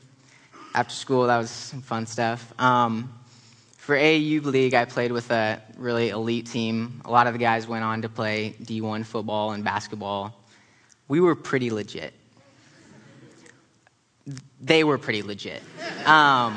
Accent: Spokane, Washington, United States; also born or lived in Philadelphia; Spokane was an awesome place to grow up

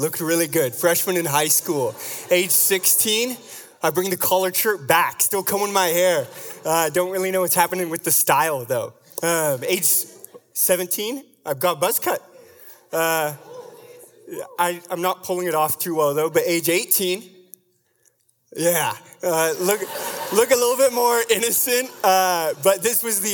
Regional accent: Vashon, Washington, United States; you have to be creative growing up on Vashon to have fun.

